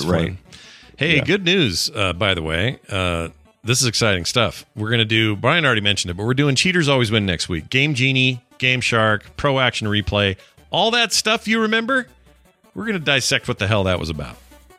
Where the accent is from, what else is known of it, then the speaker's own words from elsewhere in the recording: Pittsburgh, Pennsylvania, United States; I grew up in Pittsburgh, and there were a lot of arcades to go to.